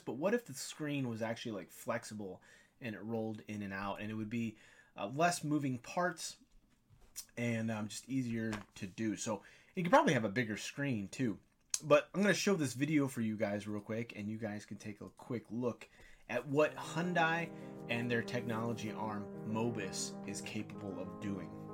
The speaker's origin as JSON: {"language": "English", "area": "near Wixom", "region": "Michigan", "country": "United States", "tie": "born or raised there", "said": "they're right here in my hometown, not too far, maybe thirty minutes away."}